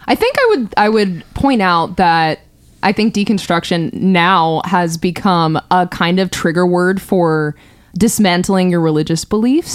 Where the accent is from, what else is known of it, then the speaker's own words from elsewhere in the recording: California, United States; born and raised in California